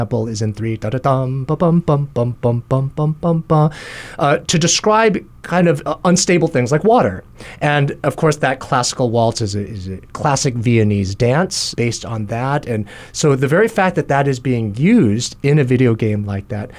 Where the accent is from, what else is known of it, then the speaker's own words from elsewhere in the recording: Kalamazoo / Battle Creek, Michigan, United States; also born or lived in New Jersey; now in Hawaii, United States; Shortly after the birth of my younger brother, we moved to a town, Kalamazoo, in Battle Creek, Michigan